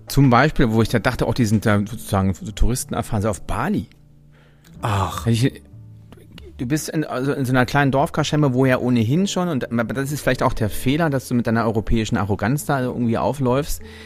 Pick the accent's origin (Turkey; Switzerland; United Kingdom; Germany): Germany; ich als Deutscher